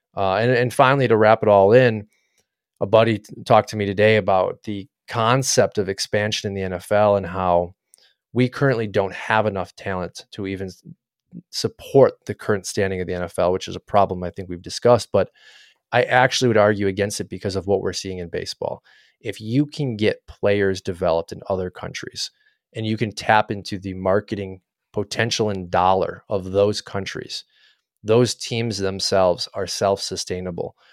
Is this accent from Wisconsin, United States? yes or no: yes; Wisconsin, United States; my whole life growing up in Wisconsin